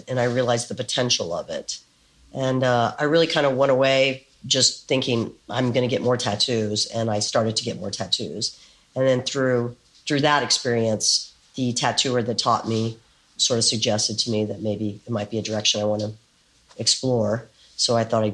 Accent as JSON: {"language": "English", "town": "San Antonio", "region": "Texas", "country": "United States", "tie": "born or raised there", "also_born_or_lived": "San Francisco", "moved": "as an adult", "lives_now": "New York City, United States", "said": "I was born in San Antonio, Texas"}